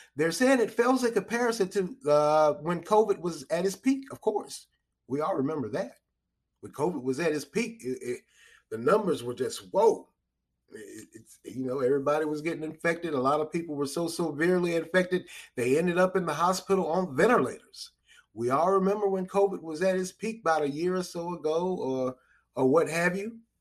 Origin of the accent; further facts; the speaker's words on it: United States; we as American citizens